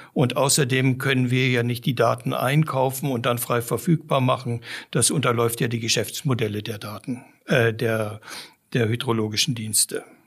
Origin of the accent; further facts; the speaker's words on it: Namibia; moved away as an adult; also born or lived in Giessen, Germany / South Africa; now in Germany; Ich bin in Namibia aufgewachsen, einem trockenen Land